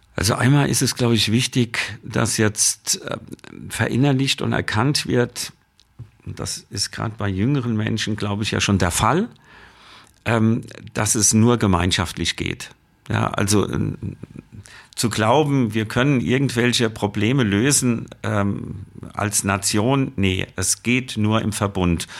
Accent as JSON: {"language": "German", "country": "Germany", "said": "bei uns in Deutschland"}